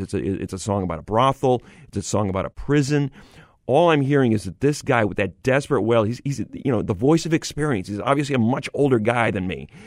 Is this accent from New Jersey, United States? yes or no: no; Syracuse, New York, United States; I grew up in Syracuse, New York